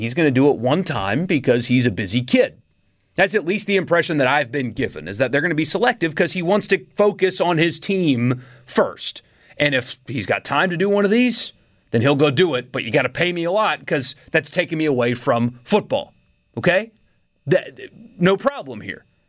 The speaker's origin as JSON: {"language": "English", "region": "South Carolina", "country": "United States", "tie": "born or raised there", "also_born_or_lived": "California", "moved": "yes", "lives_now": "Mississippi, United States", "said": "I grew up in South Carolina"}